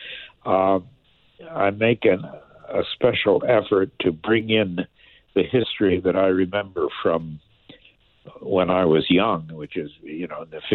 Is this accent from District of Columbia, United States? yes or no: yes; Washington, District of Columbia, United States; grew up in Washington, D.C.